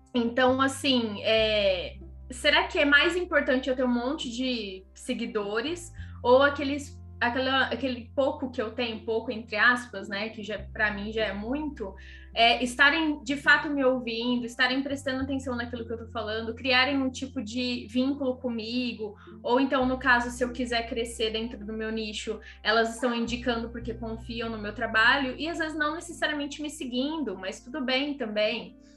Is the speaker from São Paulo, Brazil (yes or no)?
yes; Ribeirão Preto, São Paulo, Brazil; moved away as an adult; also born or lived in Mato Grosso / Florianópolis; Ribeirão, que é a minha casa, né, minha cidade natal